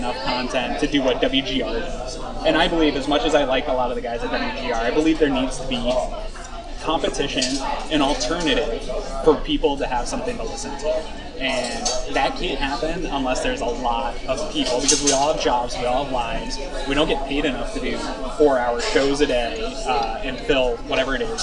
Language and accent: English; Patriots country, New England, United States; moved away; growing up in Patriots country